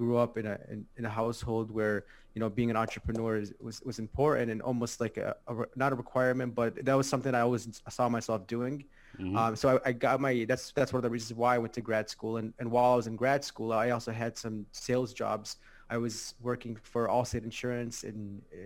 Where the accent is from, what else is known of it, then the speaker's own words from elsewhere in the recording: Chicago, Illinois, United States; I'm from Chicago, Illinois. Mm-hmm. In the States. I was born and raised here. I lived here my whole life.